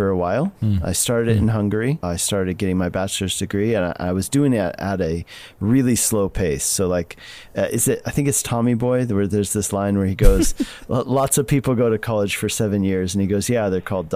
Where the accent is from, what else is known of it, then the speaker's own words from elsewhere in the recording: Colorado, United States; I grew up in Colorado